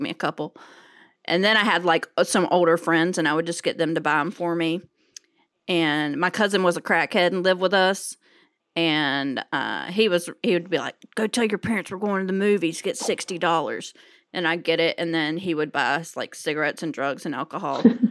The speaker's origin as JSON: {"language": "English", "region": "North Carolina", "country": "United States", "said": "I'm from North Carolina"}